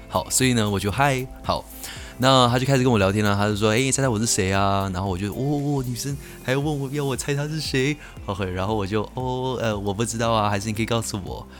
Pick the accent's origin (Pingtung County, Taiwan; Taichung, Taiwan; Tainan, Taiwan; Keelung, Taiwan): Keelung, Taiwan; 我是基隆人。好，所以，呃，我在国一呢是在，在，在基隆的国中了